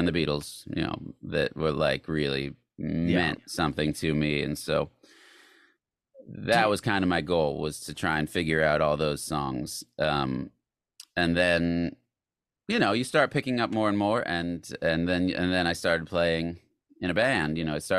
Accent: Tucson, Arizona, United States; Tucson, Arizona, and Tucson.

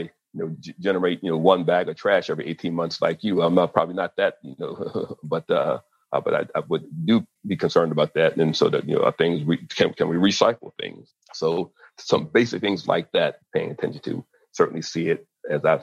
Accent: Maryland, United States; growing up in the Mid-Atlantic in Maryland

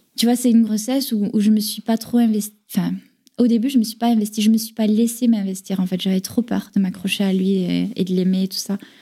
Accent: France; also born or lived in Carcassonne / Toulouse; chez moi en France

